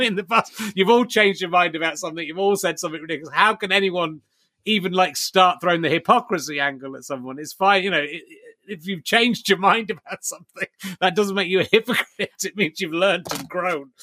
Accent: Somerset, South West England, United Kingdom; moved away; I grew up in Somerset

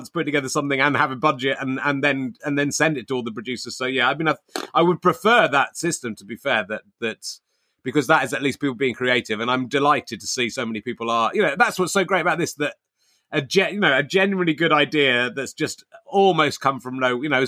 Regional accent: Cheddar, South West England, United Kingdom; now in Hertfordshire, United Kingdom; I was brought up in Cheddar

